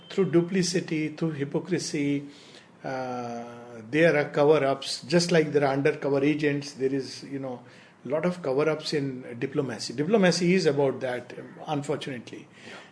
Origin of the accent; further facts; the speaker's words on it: India; I'm not speaking right now as an Indian.